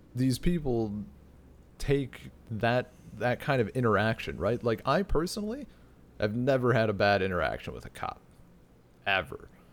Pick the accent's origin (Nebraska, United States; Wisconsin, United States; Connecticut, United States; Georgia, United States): Wisconsin, United States; my area of Wisconsin